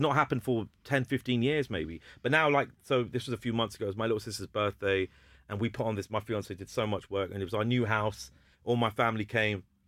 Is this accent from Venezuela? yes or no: no; Hounslow, London, United Kingdom; I'm from Hounslow mm. and my mm. school was Heathlands